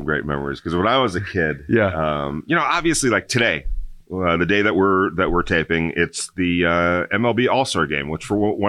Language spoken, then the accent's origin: English; New York, United States; As a New Yorker, not hard to root for the Yankees.